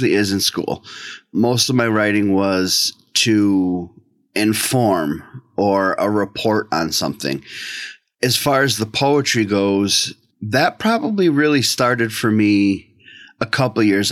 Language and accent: English; just outside of Boston, Massachusetts, United States; now in central New York, United States; I grew up for most of my childhood just outside of Boston, about a half an hour, 45 minutes outside of Boston